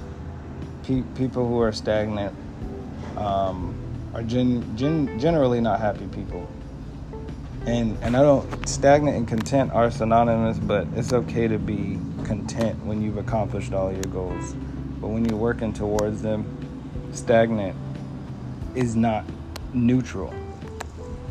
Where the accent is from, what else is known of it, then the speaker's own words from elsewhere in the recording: Fayetteville, North Carolina, United States; I was born on March 6, 1992, from Fayetteville, North Carolina